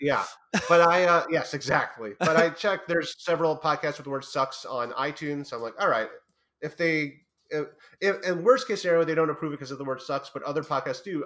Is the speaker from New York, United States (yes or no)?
yes; New York, United States; I am from New York